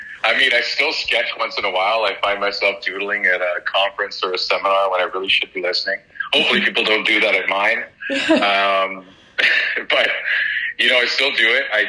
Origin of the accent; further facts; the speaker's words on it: Vancouver, British Columbia, Canada; also born or lived in Kilwinning, Scotland / Alberta; We were the first generation of immigration over to Scotland and then over to Canada. I think when I was about three, my parents and many other Scottish folks during a depression in Scotland decided that the promised land was Vancouver.